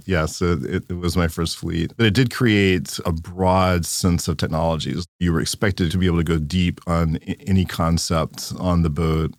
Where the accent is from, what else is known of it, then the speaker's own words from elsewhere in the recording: Louisiana, United States; I grew up in Louisiana, in a small town